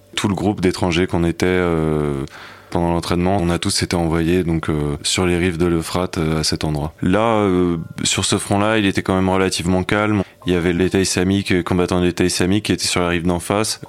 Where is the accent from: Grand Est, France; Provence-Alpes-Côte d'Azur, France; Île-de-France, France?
Île-de-France, France; Paris; j'ai grandi à Paris dans un milieu bourgeois, catholique